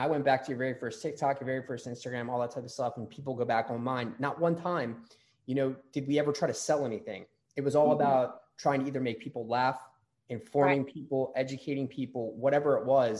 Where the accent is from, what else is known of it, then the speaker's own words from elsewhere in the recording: Maryland, United States; we're from Maryland, so there's not a lot of places to go in Maryland